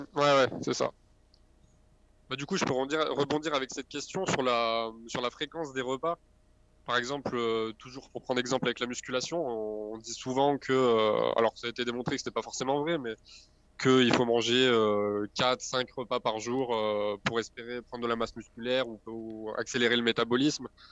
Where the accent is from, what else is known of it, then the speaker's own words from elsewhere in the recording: Grenoble, Auvergne-Rhône-Alpes, France; je suis de Grenoble